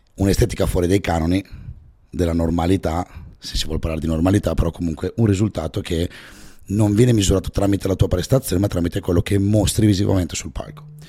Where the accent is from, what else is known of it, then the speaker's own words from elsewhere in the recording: Val Camonica, Lombardy, Italy; io sono della Valle Camonica